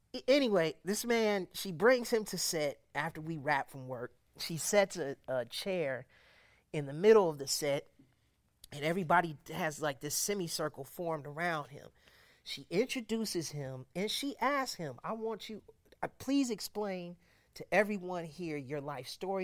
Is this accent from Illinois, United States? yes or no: yes; Chicago, Illinois, United States; my, my family and I, we hail from Chicago.